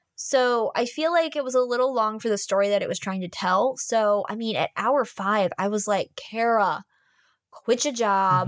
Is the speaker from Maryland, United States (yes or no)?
yes; Maryland, United States